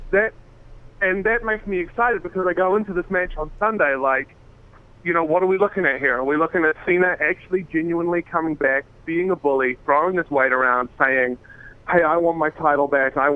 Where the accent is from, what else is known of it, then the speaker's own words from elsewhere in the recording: New Zealand; I'm, from I'm from New Zealand.